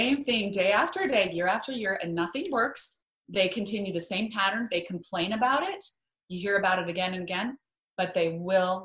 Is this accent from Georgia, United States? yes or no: no; Idaho, United States; born or raised there; moved away